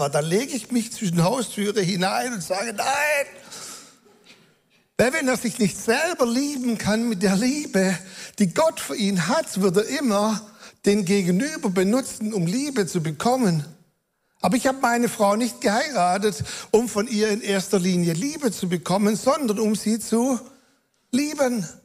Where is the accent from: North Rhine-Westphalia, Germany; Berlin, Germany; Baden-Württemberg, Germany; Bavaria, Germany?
Baden-Württemberg, Germany; accent: Swabian; aber jetzt kann ich ja auch meinen schwäbischen Akzent, den ich nicht verbergen kann, ruhig ein bisschen durchscheinen lassen